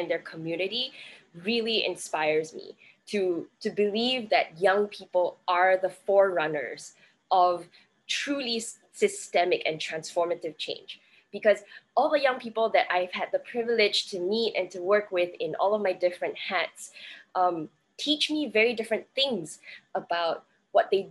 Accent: Singapore; I'm currently calling in from Singapore. I am Singaporean, but I work in and around Southeast Asia

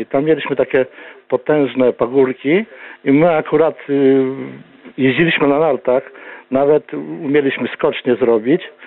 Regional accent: Bychawa, Lublin Voivodeship, Poland; ja urodziłem się w Bychawie, mieszkałem przez kilkanaście lat, 10 y, kilometrów od Bychawy

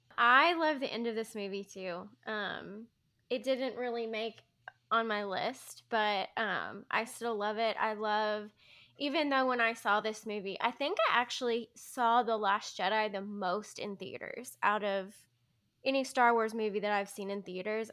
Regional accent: Arkansas, United States; we're from Arkansas, you know, all of us have grown up in the South.

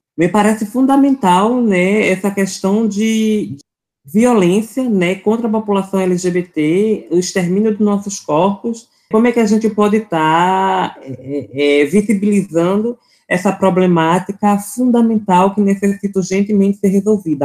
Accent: Recife, Pernambuco, Brazil; sou daqui de Recife, Pernambuco

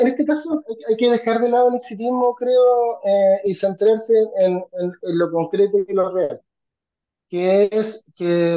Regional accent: Chile; como chilenos

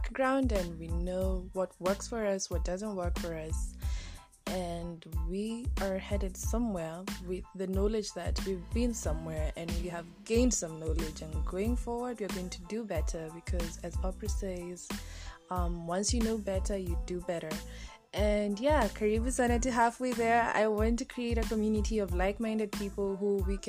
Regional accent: Kenya; Born and raised in Kenya

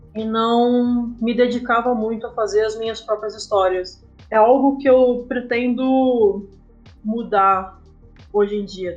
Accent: São Paulo, Brazil; moved away as an adult; also born or lived in Passo Fundo, Rio Grande do Sul, Brazil; now in Canela, Brazil; eu nasci em Passo Fundo, mas eu cresci em São Paulo

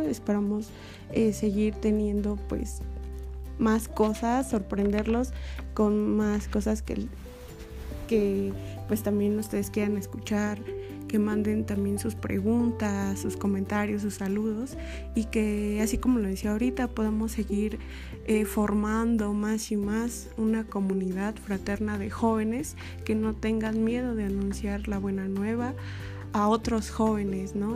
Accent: Toluca, State of Mexico, Mexico; Soy originaria de Toluca, Estado de México

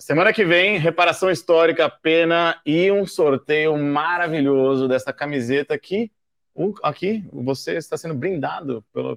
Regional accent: Brazil; eu sou do Brasil

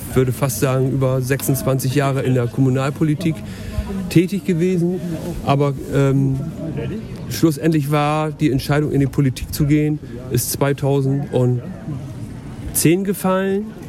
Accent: Syke, Lower Saxony, Germany; also born or lived in Steimke; meine Lebenszeit hier in Sieke oder in der Stadt Sieke verbracht habe. Aufgewachsen in Osterholz

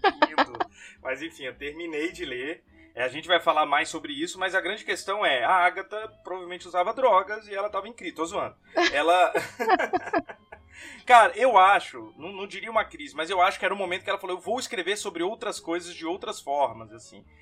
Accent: Brazil; sou brasileiro

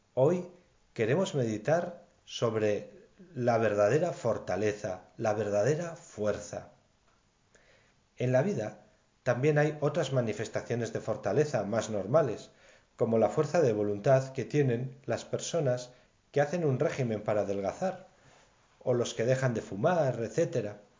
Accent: Navarre, Spain; En mi tierra de Navarra

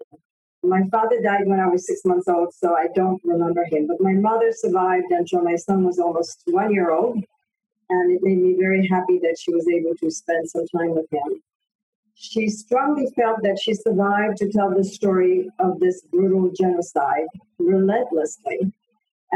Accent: Paris, Île-de-France, France; also born or lived in Poland; now in United States; I was born in Poland after the war, of course, and we immigrated to France when I was 7 years old

